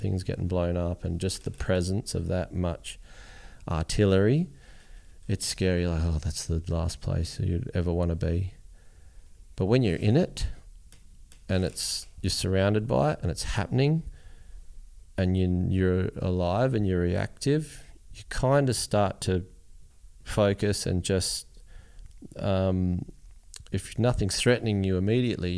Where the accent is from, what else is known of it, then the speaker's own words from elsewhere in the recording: Australia; we're from Australia